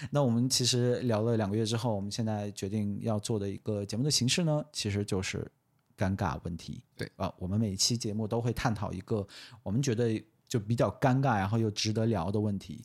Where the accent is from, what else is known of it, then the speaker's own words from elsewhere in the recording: Xinjiang, China; 作为新疆人的一个最后一丝骄傲